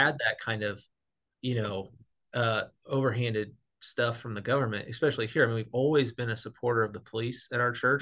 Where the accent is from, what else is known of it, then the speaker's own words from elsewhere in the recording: Missouri, United States; I was raised in the Bible Belt, Missouri